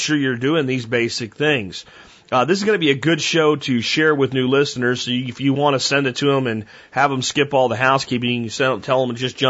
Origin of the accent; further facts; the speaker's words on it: Jonestown, Pennsylvania, United States; where I'm from, look at Minersville and look north of there